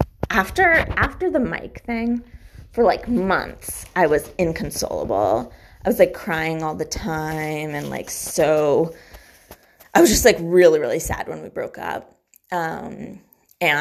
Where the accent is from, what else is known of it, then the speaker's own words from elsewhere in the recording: Weston, Massachusetts, United States; also born or lived in Newton; in the middle of fifth grade, I moved from Newton to Weston